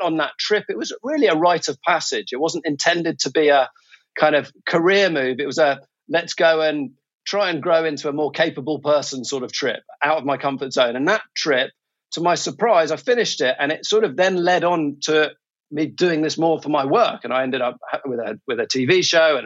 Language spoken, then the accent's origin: English; England, United Kingdom; moved away as an adult; now in Singapore; I'm a Brit, originally from England, and right now I live in Singapore.